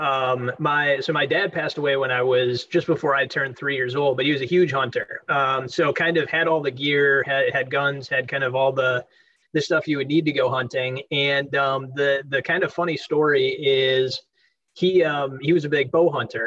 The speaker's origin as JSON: {"language": "English", "town": "Delafield", "region": "Wisconsin", "country": "United States", "tie": "born or raised there", "moved": "yes", "lives_now": "Nashville, United States", "said": "I grew up in Delafield, Wisconsin"}